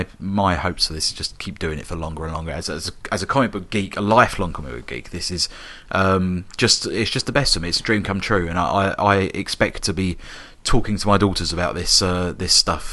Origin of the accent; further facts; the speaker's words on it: South East England, United Kingdom; born there; I think you'll find, Tom, that I was born in Surrey.